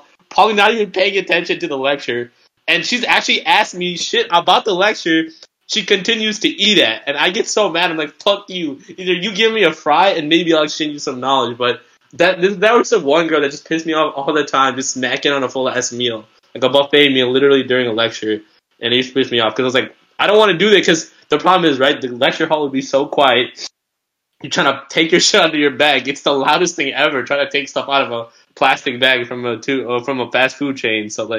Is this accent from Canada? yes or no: no; India; I mean, we're Indian people don't be eating like 6 o'clock